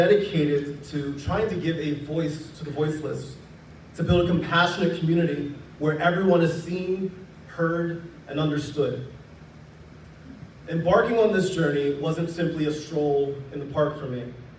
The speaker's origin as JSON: {"language": "English", "town": "Philadelphia", "region": "Pennsylvania", "country": "United States", "said": "I'm from Philly, and I'm a diehard Sixers fan."}